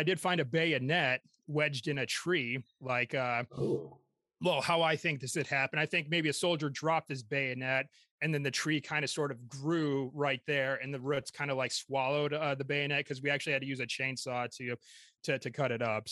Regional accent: Michigan, United States; also born or lived in York, England; I'm from Michigan

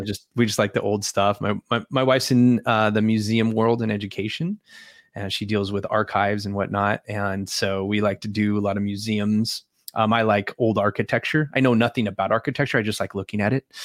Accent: California, United States; moved away as an adult; also born or lived in Alaska; I grew up in California

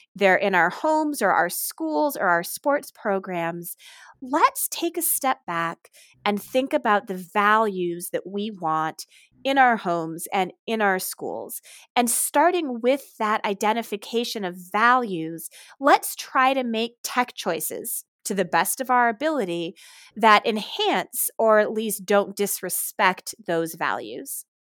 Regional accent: Ann Arbor, Michigan, United States; Ann Arbor, Michigan, actually my hometown.

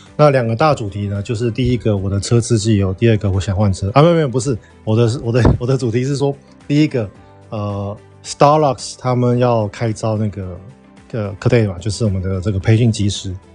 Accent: Taiwan; 我们台湾人去美国

